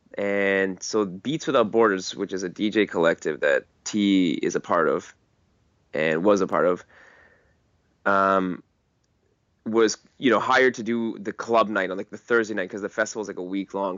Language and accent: English; Richmond, British Columbia, Canada; growing up in Richmond was actually pretty awesome